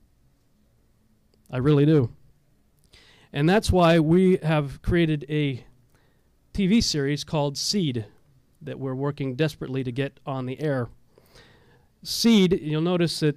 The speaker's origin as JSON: {"language": "English", "region": "Texas", "country": "United States", "tie": "born or raised there", "said": "I grew up in Texas, so, okay? You know, I'm from Texas"}